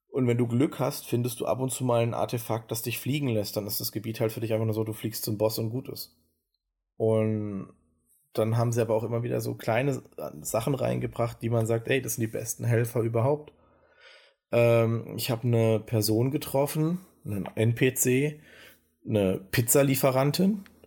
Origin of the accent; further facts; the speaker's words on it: Germany; wir als Deutsche